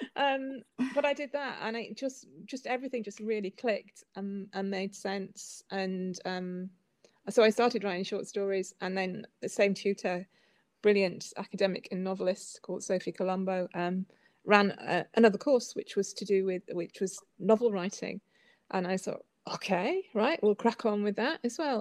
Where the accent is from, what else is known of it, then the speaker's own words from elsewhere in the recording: Whitby, Yorkshire and the Humber, United Kingdom; moved away; also born or lived in Northern Europe / New York; I was born and brought up in Whitby.